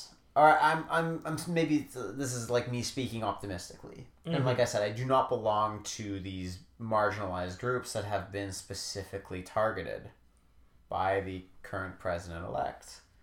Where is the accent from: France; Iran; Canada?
Canada; I'm Canadian